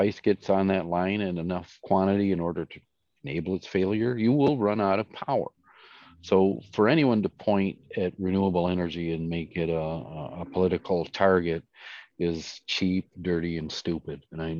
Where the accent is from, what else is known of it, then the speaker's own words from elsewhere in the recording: Stuttgart, Baden-Württemberg, Germany; born there; I was born in Stuttgart, by the way.